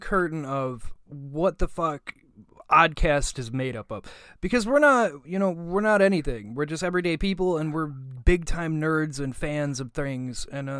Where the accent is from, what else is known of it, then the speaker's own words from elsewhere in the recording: Buffalo, New York, United States; moved away; I came from Buffalo